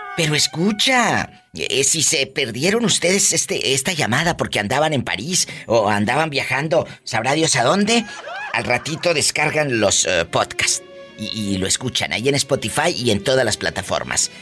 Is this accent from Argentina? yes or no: no; Matamoros, Tamaulipas, Mexico; en mi tierra, en Matamoros, Tamaulipas